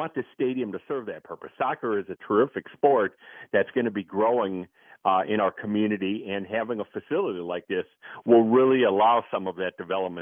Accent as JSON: {"language": "English", "region": "Wisconsin", "country": "United States", "tie": "born or raised there", "also_born_or_lived": "Chicago, Illinois", "moved": "yes", "lives_now": "New Orleans, United States", "said": "I grew up in Wisconsin and spent a lot of years in Chicago"}